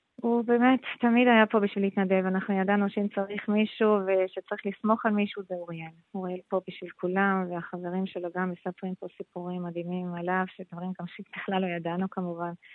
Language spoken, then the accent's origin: Hebrew; Switzerland; Hebrew is a second language; moved away as an adult; now in Israel; אני עליתי לארץ בגיל 18 משוויץ